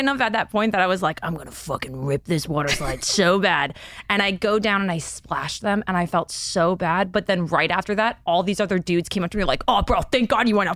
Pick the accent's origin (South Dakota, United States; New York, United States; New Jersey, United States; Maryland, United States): New York, United States; moved away as an adult; now in Los Angeles, United States; I moved from New York, I've only lived in New York my entire life